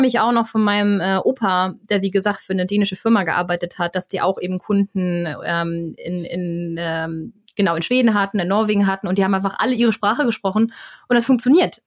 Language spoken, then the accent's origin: German; Flensburg, Schleswig-Holstein, Germany; moved away as an adult; also born or lived in Stockholm, Sweden; now in Sweden; ich komme aus Flensburg, also aus der nördlichsten Stadt Deutschlands.